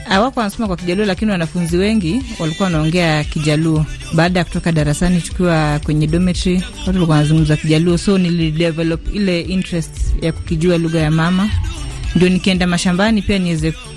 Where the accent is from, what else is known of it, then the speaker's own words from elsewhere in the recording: Siaya, Siaya County, Kenya; first language Luo; Swahili is a second language; mi ni mjaluo kutoka Siaya